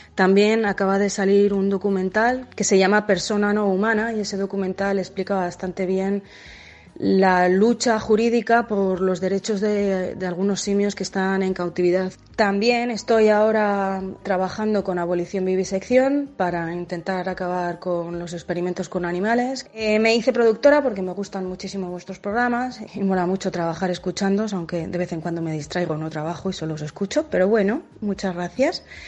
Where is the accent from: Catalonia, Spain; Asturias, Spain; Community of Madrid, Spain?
Community of Madrid, Spain; Madrid; moved away as an adult; also born or lived in Mozambique; Yo crecí en Madrid